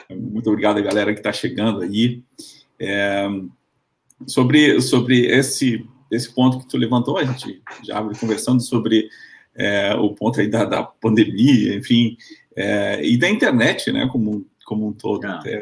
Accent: Panama; Na verdade, eu sou panamenho, eu nasci no Panamá, é, sou de mãe brasileira, por isso eu também falo em português, né? Eu aprendi as duas línguas ao mesmo tempo.

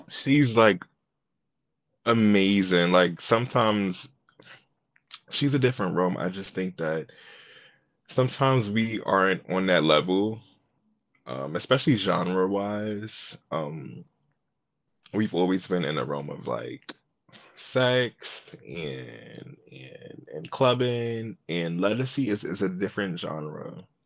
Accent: New York City, New York, United States; I am from Brooklyn, New York

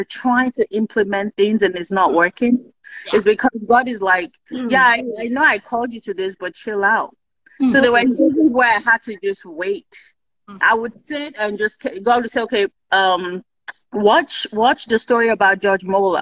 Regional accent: Kogi, Nigeria; I'm from Kogi State.

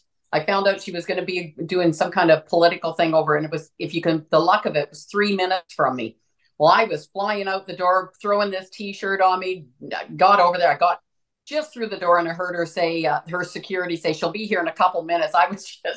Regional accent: Saskatchewan, Canada; now in Alberta, Canada; I'm from Saskatchewan

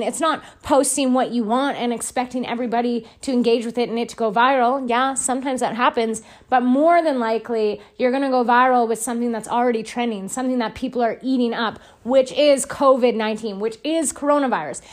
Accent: Edson, Alberta, Canada; Edson, my hometown

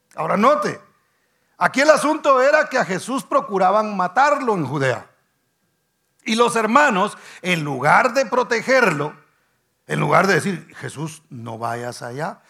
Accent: Guatemala; decimos nosotros en Guatemala

